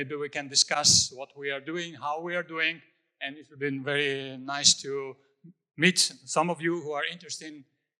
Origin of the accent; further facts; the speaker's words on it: Georgia; I'm from Georgia.